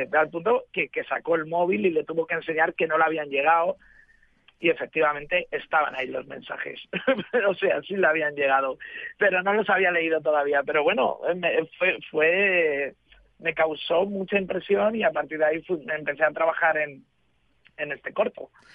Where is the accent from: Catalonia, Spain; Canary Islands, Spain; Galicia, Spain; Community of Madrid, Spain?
Community of Madrid, Spain; Madrid; now in Barcelona, Spain; yo vivo en Barcelona, pero soy de Madrid